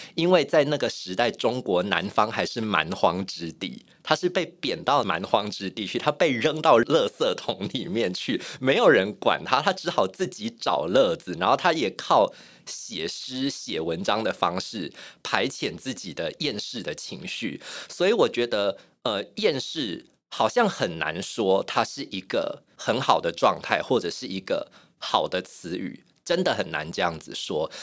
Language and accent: Chinese; Yunlin County, Taiwan; 我是云林人， 我在乡村长大